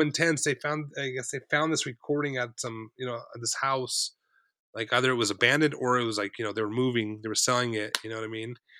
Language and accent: English; South Orange County, California, United States; I grew up in South Orange County